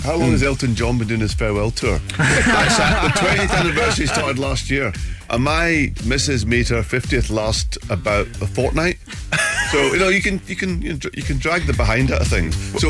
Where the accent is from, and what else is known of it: Glasgow, Scotland, United Kingdom; born or raised there